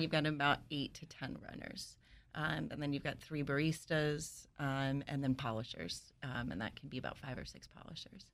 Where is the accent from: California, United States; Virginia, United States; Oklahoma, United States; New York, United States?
New York, United States; New York City; moved away; I'm from New York. I grew up in Washington Heights